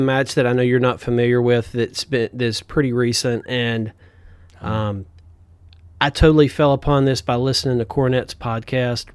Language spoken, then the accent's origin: English; the South, United States; we're from the South.